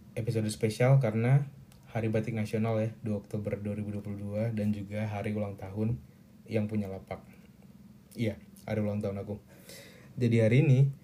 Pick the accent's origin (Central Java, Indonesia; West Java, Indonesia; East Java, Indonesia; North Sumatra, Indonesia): North Sumatra, Indonesia; Medan; moved away as an adult; now in Bandung, Indonesia; aku lahirnya malam di sebuah rumah sakit di Medan